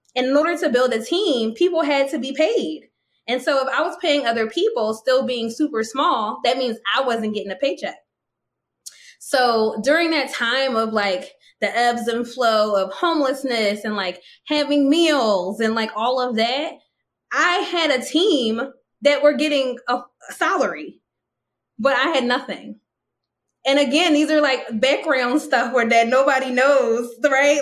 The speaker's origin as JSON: {"language": "English", "country": "United States", "said": "an American woman who didn't travel anywhere until after, you know, till my 30th birthday"}